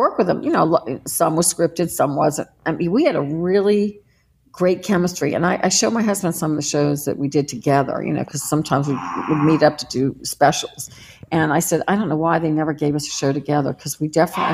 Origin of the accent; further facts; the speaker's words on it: New Orleans, Louisiana, United States; I grew up with someone in New Orleans named Morgus the Magnificent